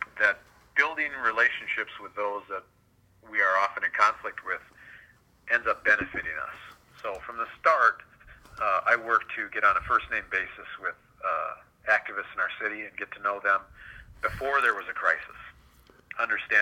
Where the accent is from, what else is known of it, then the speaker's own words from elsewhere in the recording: Duluth, Minnesota, United States; moved away as an adult; now in Wichita, United States; I was police chief in my hometown of Duluth, Minnesota for 10 years prior to coming here a year ago